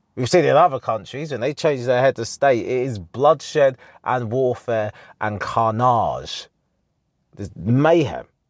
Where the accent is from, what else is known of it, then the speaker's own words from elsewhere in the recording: Harlow, East of England, United Kingdom; the M P in our town, in my hometown